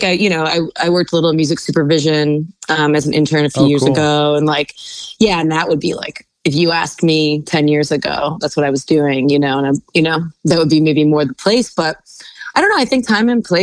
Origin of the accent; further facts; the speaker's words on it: Cleveland, Ohio, United States; now in Brooklyn, United States; I grew up in Cleveland, Ohio.